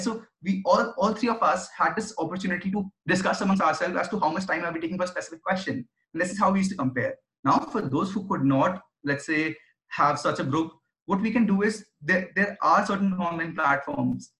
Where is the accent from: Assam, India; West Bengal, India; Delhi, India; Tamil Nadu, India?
Delhi, India; I was born and brought up in Delhi